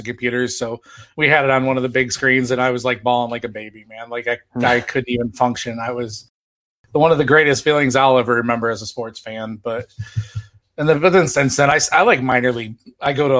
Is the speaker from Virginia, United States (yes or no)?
no; Chicago, Illinois, United States; I grew up in Chicago